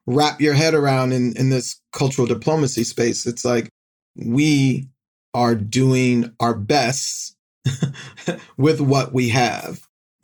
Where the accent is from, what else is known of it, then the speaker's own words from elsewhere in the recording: Norfolk, Virginia, United States; I grew up in Norfolk, Virginia